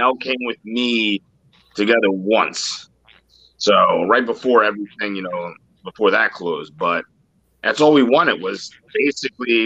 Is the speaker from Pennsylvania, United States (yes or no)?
yes; Philadelphia, Pennsylvania, United States; I grew up in Kensington